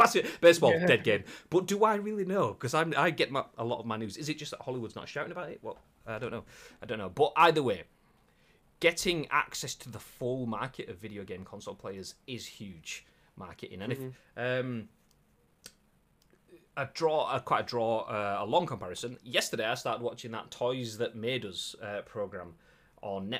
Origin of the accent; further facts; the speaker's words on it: England, United Kingdom; I am your typical English person